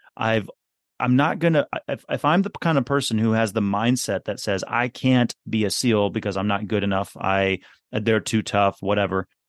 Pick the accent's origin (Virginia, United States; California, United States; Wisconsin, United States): Wisconsin, United States; Milwaukee; also born or lived in West Coast of the U.S.; I was technically I was born on the west coast of the U.S., but yeah, I grew up. I grew up here in in Wisconsin